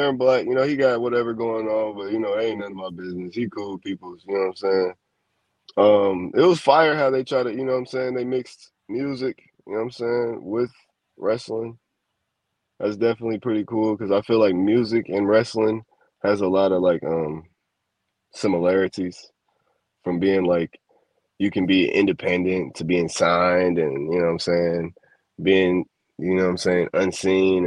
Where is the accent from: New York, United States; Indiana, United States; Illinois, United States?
Illinois, United States; Chicago; I'm from Chicago